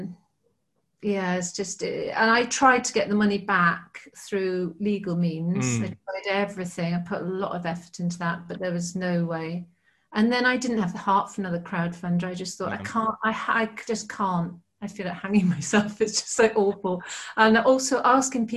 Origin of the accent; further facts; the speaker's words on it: United Kingdom; I'm very British